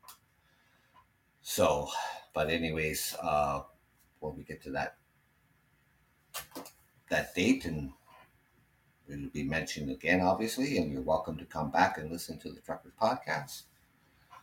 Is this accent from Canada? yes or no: yes; Canada; We're Canadian